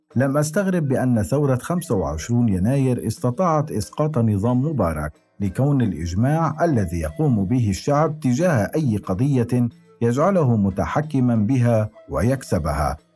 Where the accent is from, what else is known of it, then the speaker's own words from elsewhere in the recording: Syrian coast, Syria; accent: Syrian coastal; moved away as an adult; now in Cairo, Egypt; لهجتي الساحلية